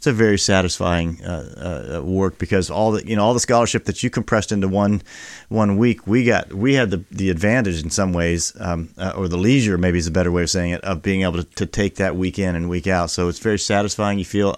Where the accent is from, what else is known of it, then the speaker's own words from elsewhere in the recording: Fort Worth, Texas, United States; born there; I was born in Fort Worth, Texas, tradition. Air Force Base there.